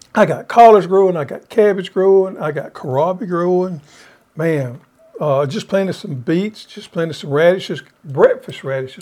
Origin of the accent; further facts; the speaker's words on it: the South, United States; we was raised here in the South